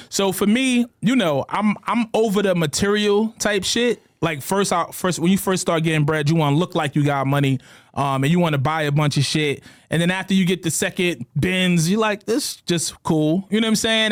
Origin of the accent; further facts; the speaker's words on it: New York City, New York, United States; Growing up in New York City